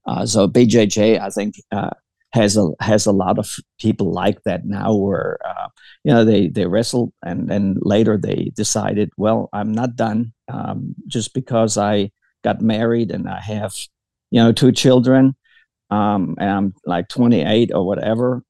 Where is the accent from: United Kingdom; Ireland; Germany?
Germany; Baden-Württemberg; moved away as an adult; also born or lived in Kentucky, United States; now in Brandenburg, United States; I was born and raised in Germany, um, in, in, in, the, uh, in uh, Baden Württemberg, near Bavaria